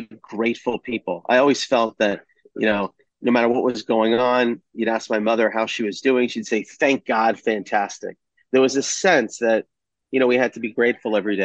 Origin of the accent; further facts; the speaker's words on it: Atlanta, Georgia, United States; I grew up in Atlanta